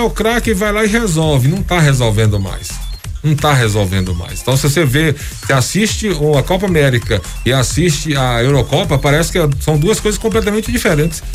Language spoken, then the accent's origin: Portuguese; Bahia, Brazil; Sou baiano, né? Eu sou, eu sou conterrâneo do Netinho.